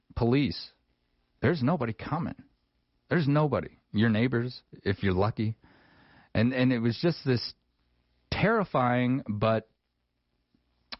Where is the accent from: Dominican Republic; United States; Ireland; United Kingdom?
United States; Wyoming; growing up in Wyoming